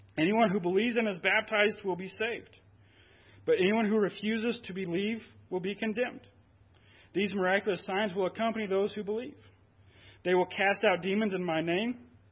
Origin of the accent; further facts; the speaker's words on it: Guymon, Oklahoma, United States; born and raised in Guymon, went through high school.